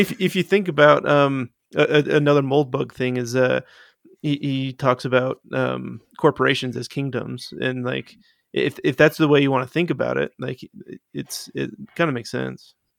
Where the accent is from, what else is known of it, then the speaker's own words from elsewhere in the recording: Utah, United States; I grew up in Utah. I'm a Uton